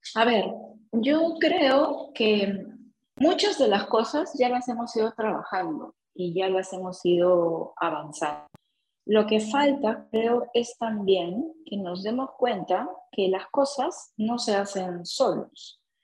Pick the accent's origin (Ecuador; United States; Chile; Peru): Peru; nosotros como peruanos